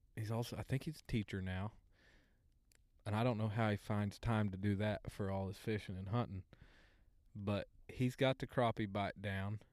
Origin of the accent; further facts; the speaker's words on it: Oologah, Oklahoma, United States; I'm a Ooga boy.